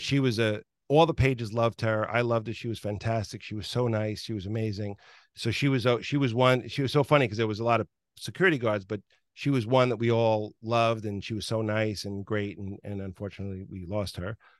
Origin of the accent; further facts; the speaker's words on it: New York, United States; I grew up in New York